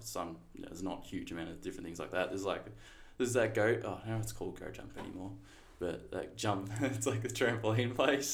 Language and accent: English; Torquay, Victoria, Australia; I grew up in Torquay for about the first six years of my life. Um, then my parents split. Then mum and I moved down here. My parent, like my family's always been here